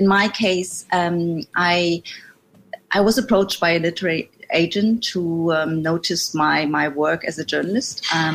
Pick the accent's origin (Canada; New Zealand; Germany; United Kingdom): Germany; Berlin; I grew up in Western Germany, in Berlin